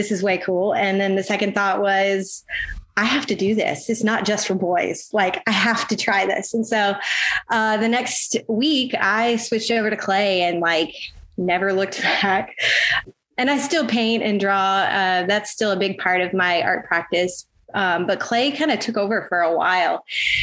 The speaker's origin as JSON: {"language": "English", "town": "Ocean Springs", "region": "Mississippi", "country": "United States", "tie": "born or raised there", "also_born_or_lived": "Jackson, Mississippi", "said": "I grew up on the Mississippi Gulf Coast, specifically in Ocean Springs"}